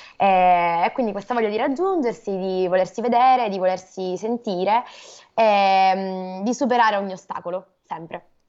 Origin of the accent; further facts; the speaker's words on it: Catania, Sicily, Italy; da Catania, in Sicilia.